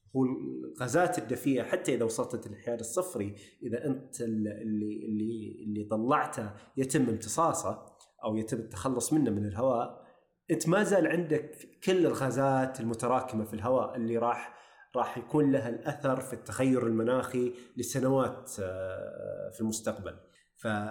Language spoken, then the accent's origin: Arabic; Saudi Arabia